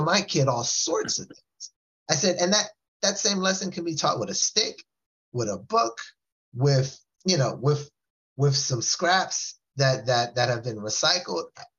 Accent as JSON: {"language": "English", "region": "West Coast", "country": "United States", "said": "I was from the West Coast"}